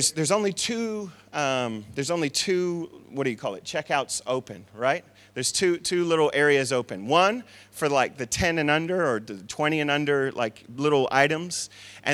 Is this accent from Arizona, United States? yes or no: yes; Tucson, Arizona, United States; I come from Tucson, Arizona, where there's a dry heat